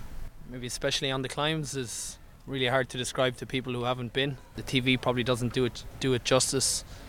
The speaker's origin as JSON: {"language": "English", "town": "Cork", "region": "Munster", "country": "Ireland", "moved": "yes", "lives_now": "Belgium", "said": "I'm from Cork and living in Belgium."}